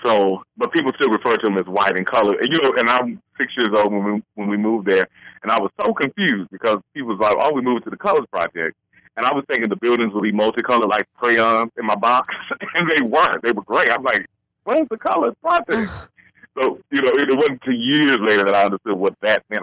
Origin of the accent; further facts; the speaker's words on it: Little Rock, Arkansas, United States; now in Virginia Beach, United States; when I was growing up in Little Rock